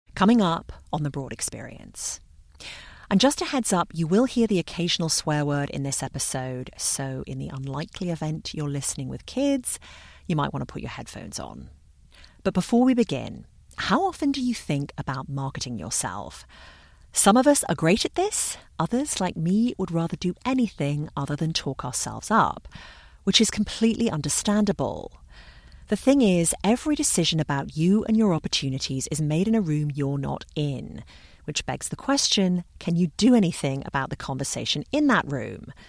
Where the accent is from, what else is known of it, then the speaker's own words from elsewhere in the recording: London, United Kingdom; When I was a child growing up in London